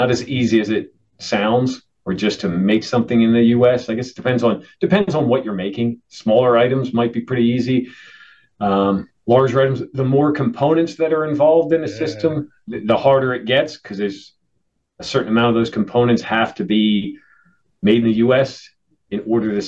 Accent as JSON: {"language": "English", "town": "Philadelphia", "region": "Pennsylvania", "country": "United States", "tie": "born or raised there", "said": "I'm a Philadelphian, hey. Born and raised"}